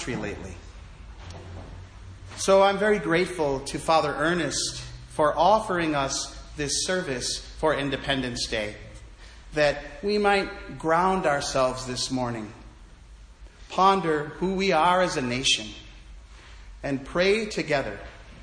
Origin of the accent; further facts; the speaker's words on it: United States; Being American is a real privilege.